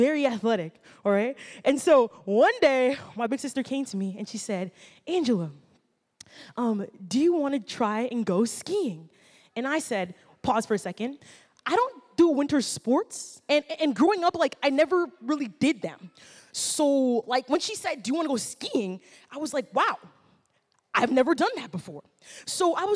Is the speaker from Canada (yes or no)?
yes; Ottawa, Ontario, Canada; I actually grew up right here in Ottawa, and I grew up in the South Side